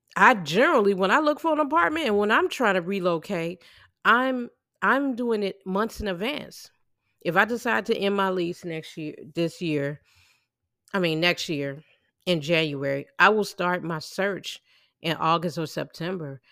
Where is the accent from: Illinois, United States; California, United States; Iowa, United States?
Illinois, United States; I'm from, I'm from the Illinois area